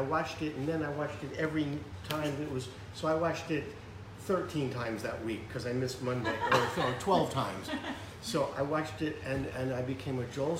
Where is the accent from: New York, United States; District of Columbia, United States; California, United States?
New York, United States; growing up in New York, and Mickey Mantle was my hero